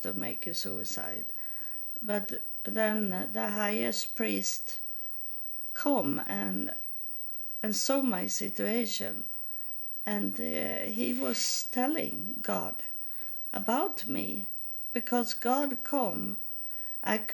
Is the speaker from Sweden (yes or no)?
yes; Sweden; English is a second language; I was from Sweden, that I didn't live in United States